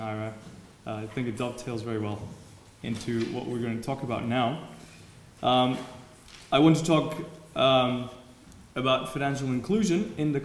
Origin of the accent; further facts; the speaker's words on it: Mexico; moved away as an adult; also born or lived in Germany; I was brought up in Mexico, and one day realized I could not go to university in Mexico